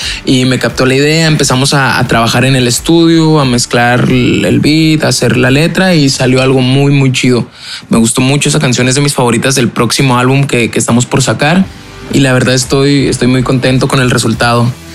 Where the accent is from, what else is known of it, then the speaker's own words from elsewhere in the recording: Chihuahua, Mexico; soy de Chihuahua, México, tengo 21 años